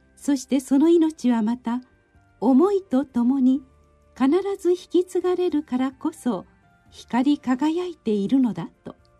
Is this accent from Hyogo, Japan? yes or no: no; Osaka, Japan; 私の生まれ育ったお寺